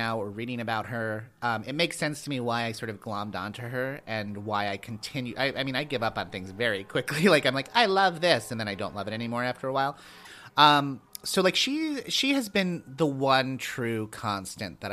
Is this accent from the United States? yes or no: yes; Long Island, New York, United States; I grew up on Long Island. Like, I grew up near New York City.